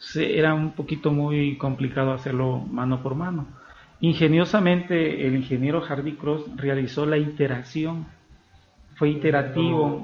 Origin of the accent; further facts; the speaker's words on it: Mexico; nosotros los mexicanos